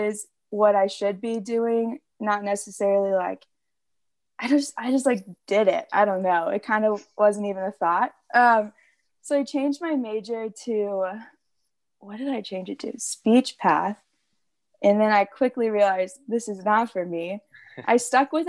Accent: Austin, Texas, United States; I'm from Texas. I actually grew up in Austin for most of my life

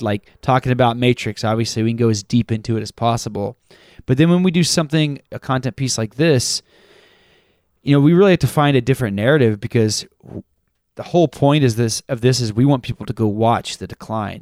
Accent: Texas, United States; I grew up in Texas, too

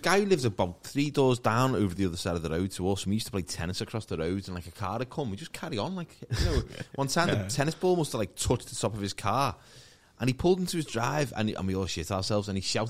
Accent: Maghull, North West England, United Kingdom; I grew up in McGull, and next to it was Kirby.

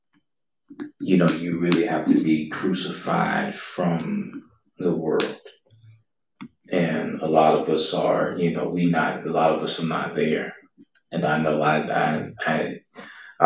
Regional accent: United States; us as American Western believers

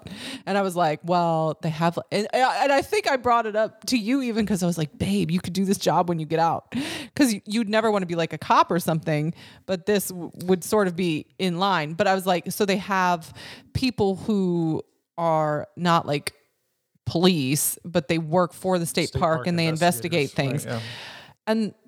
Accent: Wisconsin, United States; I'm from Wisconsin

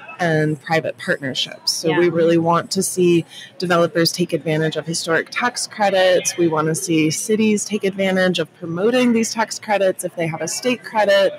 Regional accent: Austin, Texas, United States; I'm from Austin, Texas, born and raised.

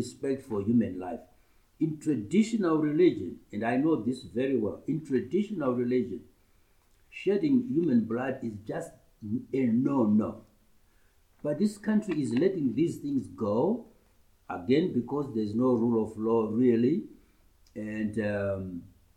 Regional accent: Murewa, Mashonaland East, Zimbabwe; also born or lived in Makoni District, Zimbabwe; I was born in Makoni district. My chief is Makoni, he's ruling now. That's in near Rusape. But I grew up mainly in Murewa, in my primary school days

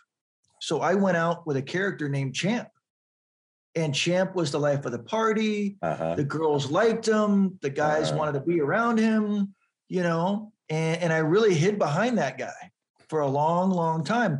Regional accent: San Diego, California, United States; I grew up in San Diego, which is right next to Tijuana

